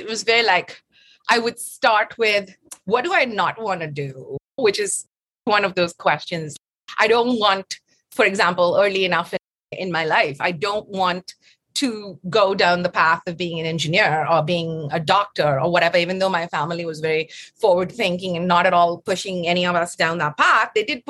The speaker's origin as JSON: {"language": "English", "country": "Tanzania", "tie": "born or raised there", "also_born_or_lived": "Chennai, India", "said": "I was born in Chennai, and then we lived in Tanzania for a good amount of my formative years."}